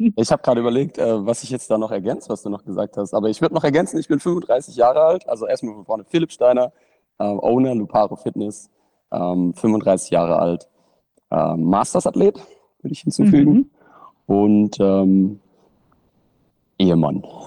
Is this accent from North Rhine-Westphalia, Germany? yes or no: no; Bruchsal, Baden-Württemberg, Germany; über den Sportverein, in dem ich trainiert habe, bei uns in Bruchsal